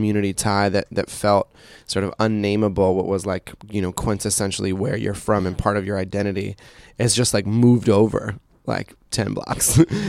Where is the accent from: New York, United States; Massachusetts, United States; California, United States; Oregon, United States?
California, United States; Oakland; also born or lived in Berkeley, California; I grew up in Berkeley and Oakland